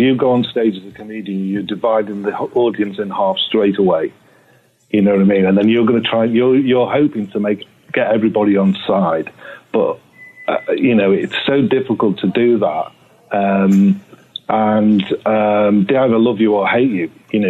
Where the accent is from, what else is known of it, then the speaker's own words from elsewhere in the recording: England, United Kingdom; now in United States; One of them being the fact that I'm English, you see.